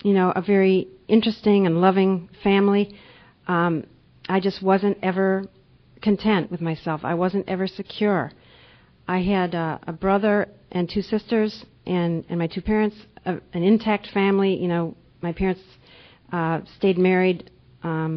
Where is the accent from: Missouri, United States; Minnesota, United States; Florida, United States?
Minnesota, United States; moved away as an adult; also born or lived in Panama / Boston, Massachusetts; now in Geneva, New York, United States; I grew up in Minnesota when I was young, and now I've been living in New York State for about 10 years